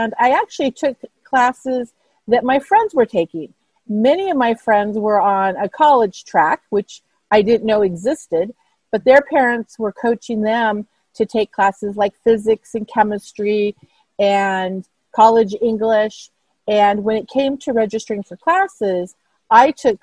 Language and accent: English; Pasadena, California, United States; also born or lived in Irvine, California; born in Pasadena, California, and for most of my schooling, lived in Pasadena. And then we moved to Irvine as a family.